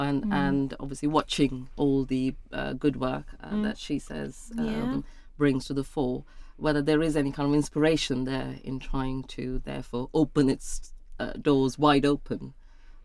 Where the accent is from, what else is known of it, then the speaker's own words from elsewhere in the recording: India; now in United Kingdom; I was born and brought up in India